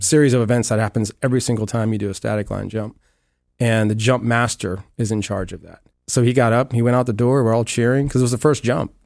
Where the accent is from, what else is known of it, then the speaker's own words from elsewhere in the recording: Amelia, Virginia, United States; moved away as an adult; now in Clearwater, United States; I grew up originally in Amelia, Virginia, a little small town west of Richmond